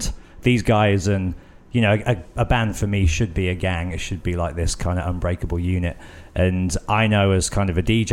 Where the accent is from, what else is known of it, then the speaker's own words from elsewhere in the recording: Birmingham, West Midlands, United Kingdom; I grew up in Birmingham